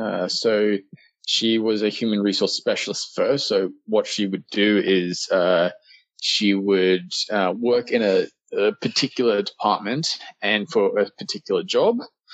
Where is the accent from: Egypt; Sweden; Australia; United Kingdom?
Australia; accent: Australian; But I've lost a bit of my Australian accent.